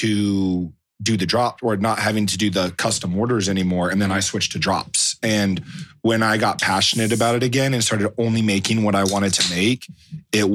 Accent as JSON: {"language": "English", "town": "Atlanta", "region": "Georgia", "country": "United States", "tie": "born or raised there", "also_born_or_lived": "Waynesville, North Carolina", "moved": "yes", "said": "I grew up in Atlanta"}